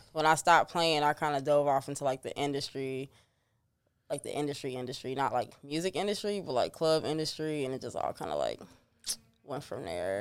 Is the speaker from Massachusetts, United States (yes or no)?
no; Chicago, Illinois, United States; I was raised on thirty-first and Giles.